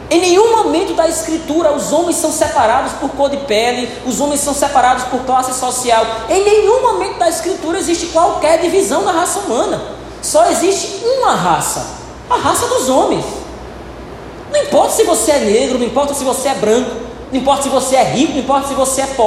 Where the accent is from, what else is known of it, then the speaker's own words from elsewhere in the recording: North Region, Brazil; Hoje nós somos brasileiros aqui, norte do país